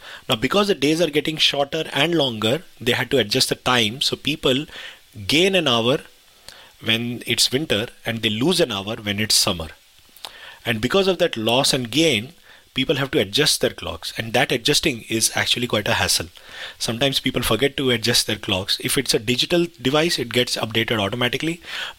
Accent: India; now in United Kingdom; I remember when I came from India, because in India you don't have a concept of daylight savings. So when I first came to the UK

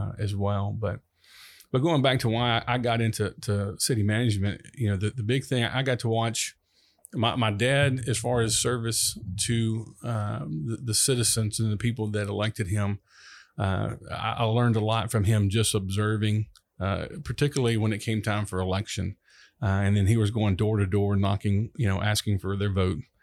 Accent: Long Beach, Mississippi, United States; also born or lived in Pass Christian, Mississippi; I'm from, originally from Long Beach, Mississippi

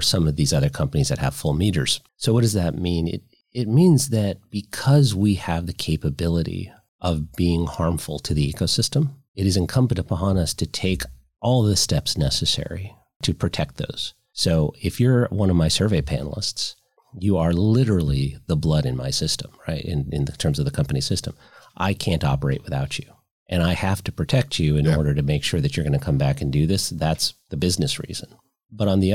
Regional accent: Virginia, United States; So Virginia, my home state

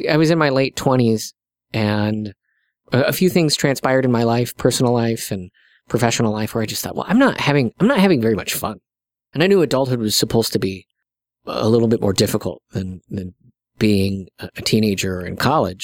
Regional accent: South Sioux City, Nebraska, United States; I'm from South Sioux City, Nebraska.

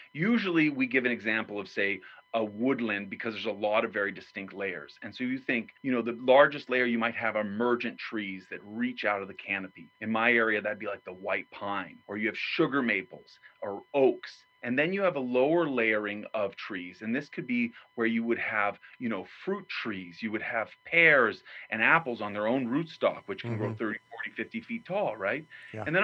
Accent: New Mexico, United States; where I grew up in New Mexico

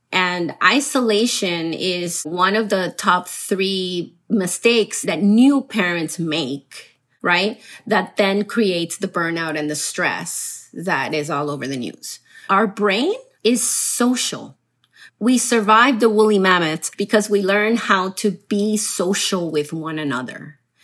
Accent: Miami, Florida, United States; also born or lived in Colombia; I grew up in Miami, so I'm also a Miami girl

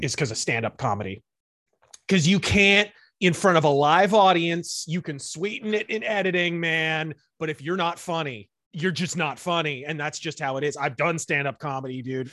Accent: United States; accent: American; my accent is American

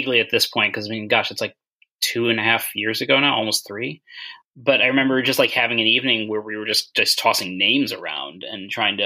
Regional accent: Chicago, Illinois, United States; I grew up in the Chicago area

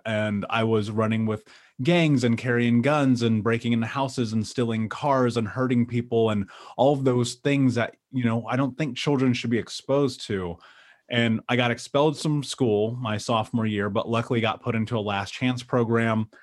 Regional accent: Indianapolis, Indiana, United States; I grew up in Indianapolis.

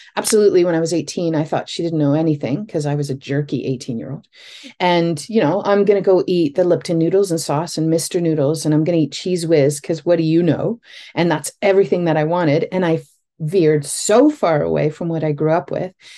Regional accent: Northern Ontario, Canada; I grew up in Northern Ontario

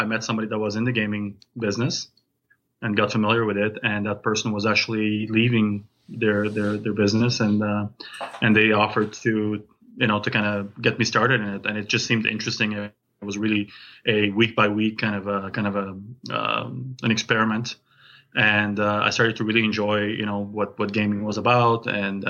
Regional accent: France; now in Calgary, Canada; I'm originally from France. I came to Canada 23 years ago

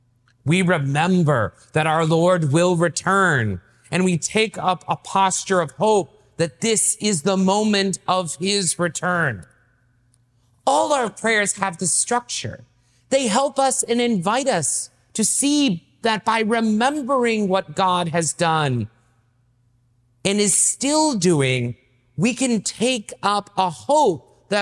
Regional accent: the South, United States; So I grew up in the South myself, and I didn't know how to pray.

